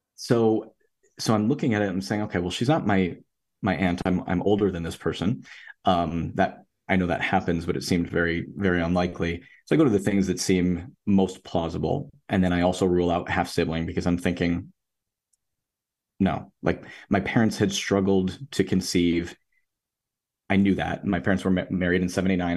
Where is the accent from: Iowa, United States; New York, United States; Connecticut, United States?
New York, United States; Rochester; I'm from Rochester, New York